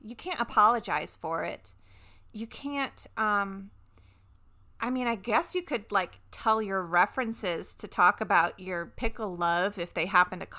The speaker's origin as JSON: {"language": "English", "region": "the South", "country": "United States", "said": "I'm from the South."}